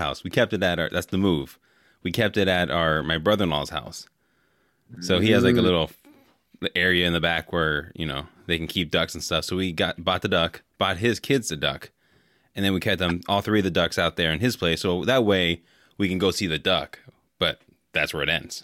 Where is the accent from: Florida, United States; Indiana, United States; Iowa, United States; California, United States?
California, United States; San Francisco Bay Area; I grew up in the San Francisco Bay Area